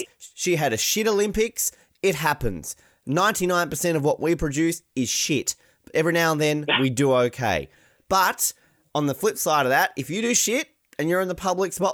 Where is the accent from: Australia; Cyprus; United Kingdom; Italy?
Australia; I'm Australian